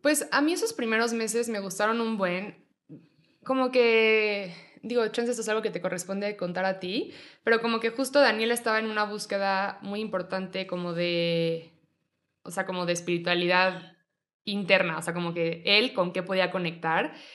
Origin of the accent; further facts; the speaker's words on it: Mexico City, Mexico; also born or lived in Monterrey; Yo nací aquí en la Ciudad de México, eh, viví un ratito en Mexicali, un ratito en Monterrey y luego regresé a la Ciudad de México